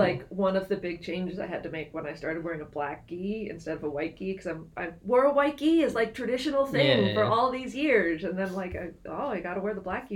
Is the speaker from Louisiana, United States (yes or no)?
no; New Hampshire, United States; moved away as an adult; now in Nebraska, United States; I grew up in New Hampshire, and so lived there for, wasn't born there, but moved there when